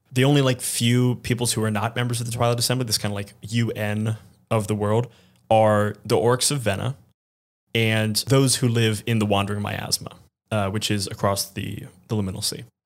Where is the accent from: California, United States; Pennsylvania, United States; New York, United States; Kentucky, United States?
New York, United States; New York City; I'm thinking as a New Yorker